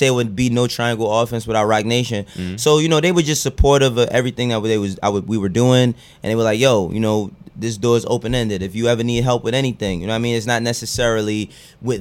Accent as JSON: {"language": "English", "town": "New York City", "region": "New York", "country": "United States", "tie": "born or raised there", "also_born_or_lived": "Maryland / Harlem, New York City", "said": "I was born in the Bronx. I lived there till I was about 10. Moved to Maryland for a year, mm-hmm. and then moved back to the Bronx, and then moved to Harlem"}